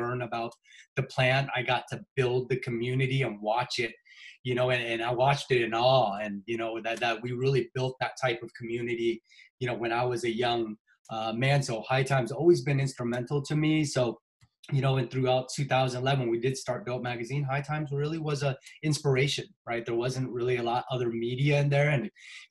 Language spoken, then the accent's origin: English; Seattle, Washington, United States; fellow Seattle, I've been here for 45 years, so I love it here. I haven't left here at all